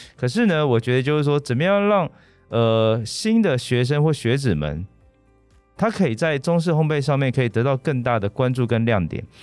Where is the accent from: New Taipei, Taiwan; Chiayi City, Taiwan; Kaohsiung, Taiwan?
New Taipei, Taiwan; Banqiao; 像我自己是板桥人，嗯哼。所以我从小都吃板桥长兴豆沙饼